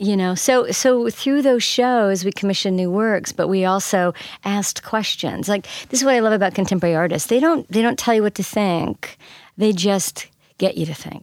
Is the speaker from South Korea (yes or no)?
no; Canada; now in St. Louis, United States; I grew up in Canada.